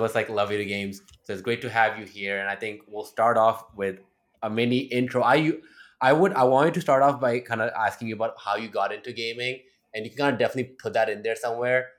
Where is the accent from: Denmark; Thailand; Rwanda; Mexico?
Thailand; I grew up in Thailand